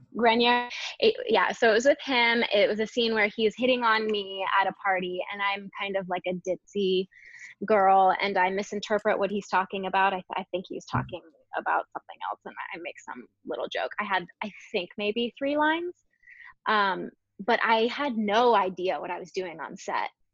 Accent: Jacksonville, Florida, United States; also born or lived in California / Ponte Vedra, Florida; I was born in California, but I grew up in Jacksonville, Florida.

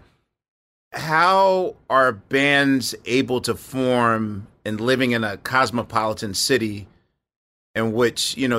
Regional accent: Philadelphia, Pennsylvania, United States; I'm from West Philly, yes.

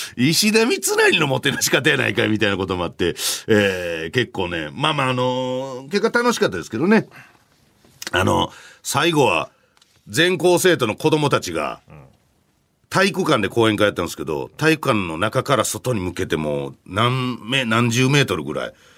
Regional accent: Hyogo, Japan; moved away; 僕の地元

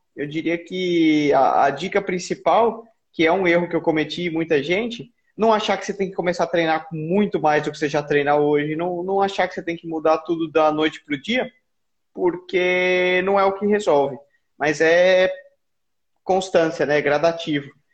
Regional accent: Brazil; nós como brasileiros

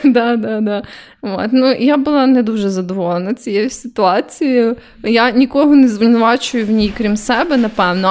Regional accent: Kyiv, Ukraine

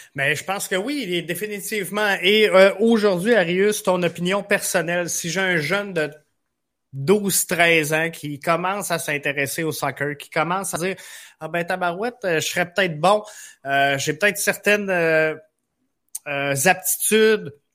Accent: Quebec City, Quebec, Canada; now in Rivière-du-Loup, Canada; je suis à Rivière-du-Loup. je viens de Québec

